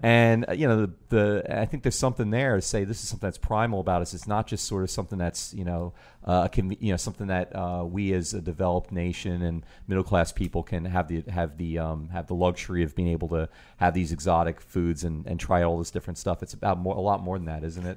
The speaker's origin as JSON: {"language": "English", "region": "New York", "country": "United States", "tie": "born or raised there", "moved": "yes", "lives_now": "New Orleans, United States", "said": "growing up in New York"}